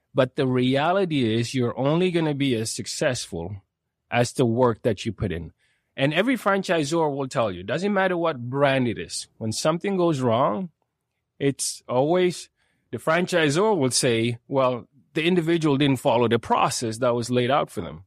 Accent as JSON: {"language": "English", "country": "Sweden", "tie": "born or raised there", "moved": "as an adult", "lives_now": "Calgary, Canada", "said": "I grew up in Sweden"}